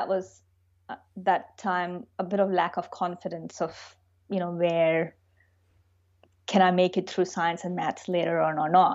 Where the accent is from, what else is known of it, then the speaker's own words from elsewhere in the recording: India; moved away as an adult; now in Melbourne, Australia; I grew up in India.